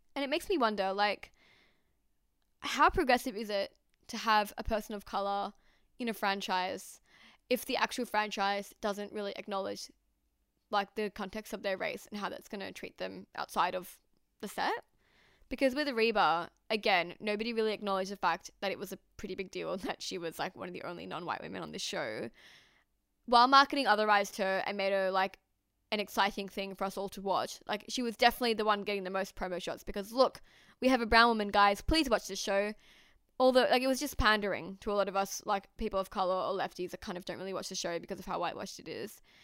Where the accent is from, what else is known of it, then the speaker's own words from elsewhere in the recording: Australia; I am Pakistani Australian.